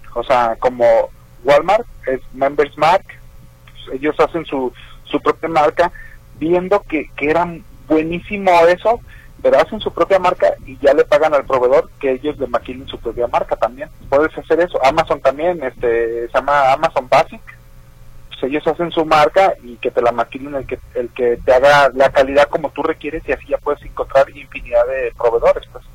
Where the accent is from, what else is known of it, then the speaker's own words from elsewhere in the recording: Jalisco, Mexico; allá de mi pueblo, allá por Tihuamo, Jalisco